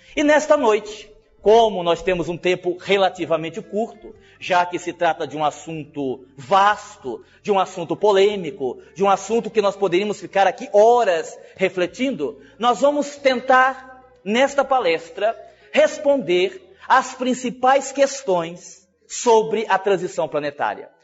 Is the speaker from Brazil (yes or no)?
yes; Brazil; a gente é brasileiro